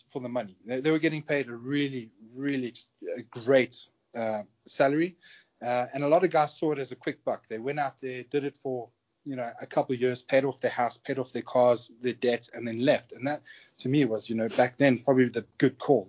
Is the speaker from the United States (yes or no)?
no; South Africa; accent: South African; moved away; also born or lived in United Kingdom; I'm a South African born British national. When I was around 20 years old, I decided to join the military in the UK